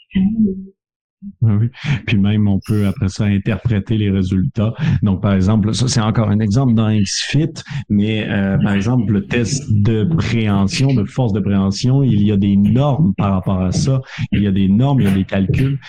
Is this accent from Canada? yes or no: yes; Canada; accent: Canadian; mon accent canadien